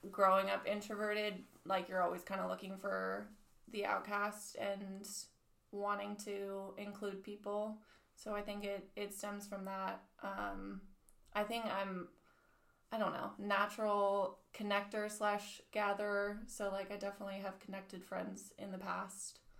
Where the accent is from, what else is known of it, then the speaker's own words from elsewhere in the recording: United States; I always struggle with that because I grew up in a military family, so we are from kind of all over in the states. But I moved here from Virginia Beach, and I am